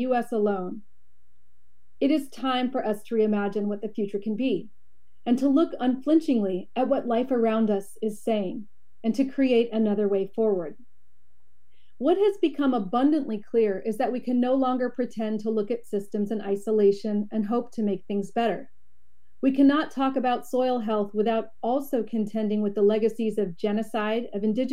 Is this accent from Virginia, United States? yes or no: no; San Francisco, California, United States; now in Oakland, United States; I was born in Ramatishaloni land, where I work as a doctor at UCSF